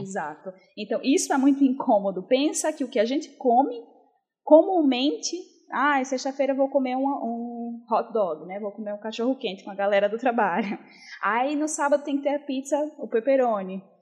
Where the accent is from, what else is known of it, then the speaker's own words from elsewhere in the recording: Northeast Region, Brazil; accent: Northeastern; eu sou nordestina, vocês devem ter percebido pelo meu sotaque